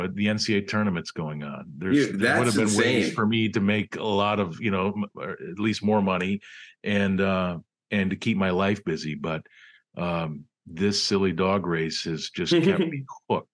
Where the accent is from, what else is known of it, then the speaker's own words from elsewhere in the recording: Western New York, United States; moved away as an adult; also born or lived in Cleveland / Anchorage, Alaska; I grew up in Western New York